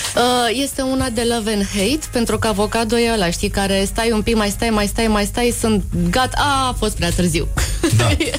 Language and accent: Romanian; Timișoara, Timiș County, Romania; Am fost crescută în Timișoara și bunicul avea o fermă de porci